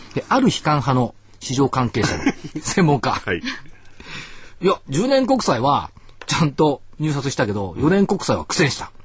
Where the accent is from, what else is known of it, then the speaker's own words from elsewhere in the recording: Minato, Tokyo, Japan; 私一応小学校港区なんですけど